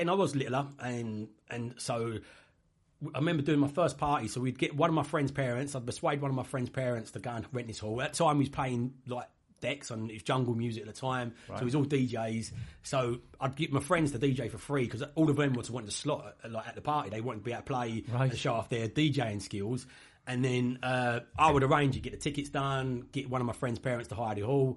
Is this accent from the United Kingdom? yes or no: yes; Aveley, East of England, United Kingdom; also born or lived in Stratford, London; I grew up in Averley